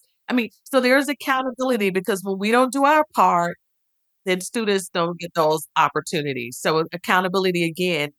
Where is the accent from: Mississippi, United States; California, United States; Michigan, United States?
Mississippi, United States; Oxford; moved away; also born or lived in Columbus, Ohio; hired me in the admissions office at Miss University of Mississippi, which is my hometown.